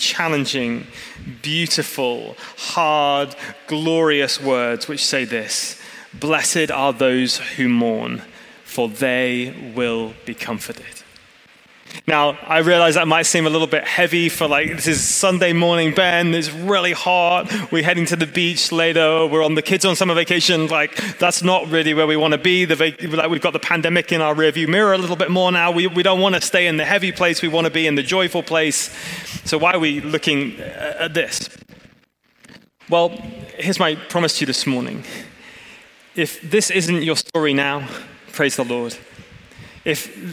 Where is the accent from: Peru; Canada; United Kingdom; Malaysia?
United Kingdom; England; moved away as an adult; now in California, United States; I'm an English man